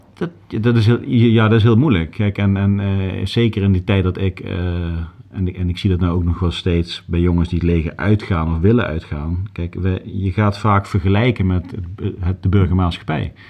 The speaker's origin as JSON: {"language": "Dutch", "town": "Groesbeek", "region": "Gelderland", "country": "Netherlands", "tie": "born or raised there", "also_born_or_lived": "Nijmegen / Milsbeek / Limburg", "moved": "as an adult", "lives_now": "Haarlem, Netherlands", "said": "ik ben geboren in Nijmegen. Ik heb daarna tot mijn dertigste in Groesbeek gewoond"}